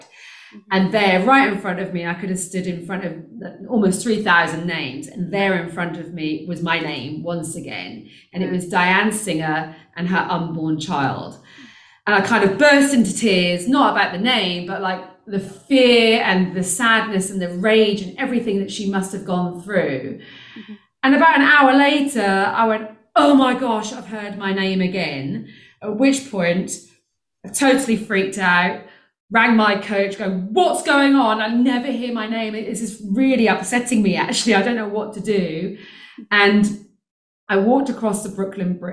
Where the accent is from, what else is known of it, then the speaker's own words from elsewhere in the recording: United Kingdom; moved away as an adult; now in South Africa; you can hear I'm British, I actually live in South Africa.